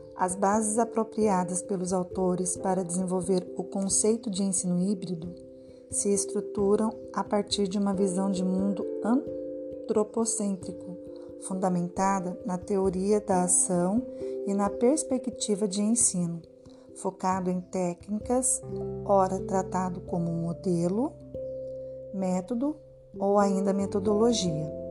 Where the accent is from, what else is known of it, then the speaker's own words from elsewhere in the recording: Taubaté, São Paulo, Brazil; Eu sou daqui do estado de São Paulo, da cidade de Taubaté